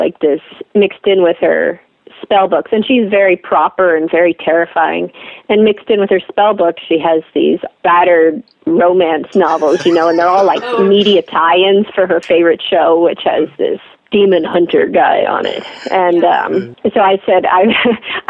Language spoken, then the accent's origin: English; Lawrence, Kansas, United States; now in Portland, United States; Lawrence is my hometown